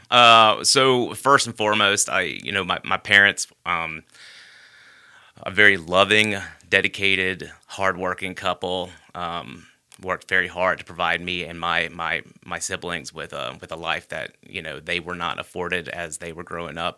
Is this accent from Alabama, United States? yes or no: yes; Hoover, Alabama, United States; I grew up in Bluff Park.